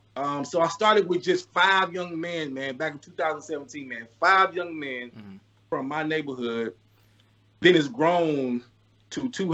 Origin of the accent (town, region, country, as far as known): Columbia, South Carolina, United States; born or raised there